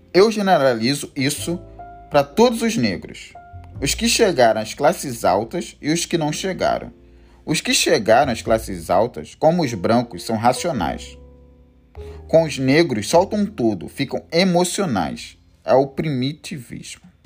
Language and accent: Portuguese; Rio de Janeiro, Brazil; eu sou carioca, sou do Rio de Janeiro